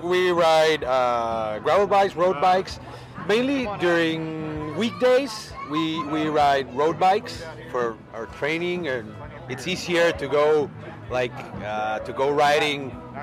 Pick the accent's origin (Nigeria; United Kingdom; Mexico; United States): Mexico; San Luis Potosí; Mexico, San Luis Potosí.